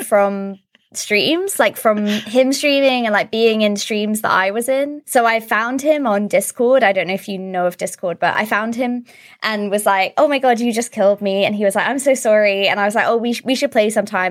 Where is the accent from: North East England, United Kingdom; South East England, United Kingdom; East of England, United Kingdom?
East of England, United Kingdom; Suffolk; moved away as an adult; also born or lived in London; now in Sweden; we both moved back to my hometown in Suffolk in the U K